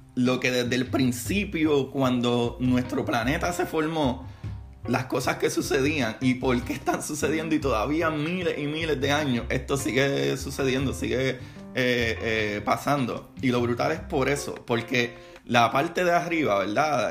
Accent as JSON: {"language": "Spanish", "country": "Puerto Rico", "said": "en mi país, Puerto Rico"}